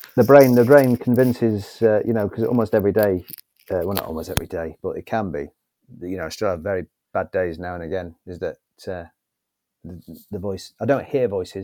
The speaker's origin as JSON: {"language": "English", "town": "Northwich", "region": "North West England", "country": "United Kingdom", "tie": "born or raised there", "said": "Northwich, my hometown"}